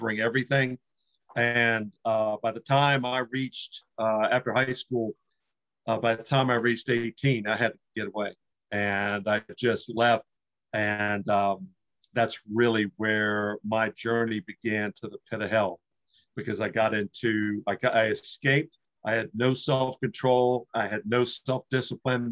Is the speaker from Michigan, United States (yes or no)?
no; Washington, District of Columbia, United States; also born or lived in Maryland; I was born in Washington, D.C. My dad was an Episcopal minister, and he had his church right across the district line. So we lived right outside of or across the street from the border of Washington, D.C.